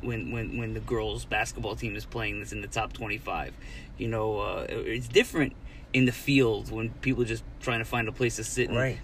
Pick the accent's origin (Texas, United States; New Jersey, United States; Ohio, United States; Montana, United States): New Jersey, United States; Princeton; since growing up around Princeton